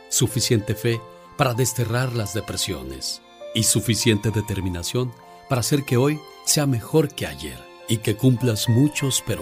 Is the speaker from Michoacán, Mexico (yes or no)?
yes; Puruándiro, Michoacán, Mexico; Un día Salí de Puruándiro, Michoacán. Pero Andiro, Michoacán nunca salió de mí. Oye, Mari, todavía hay guajolotas viejas en Puruándiro, ¿verdad, niña?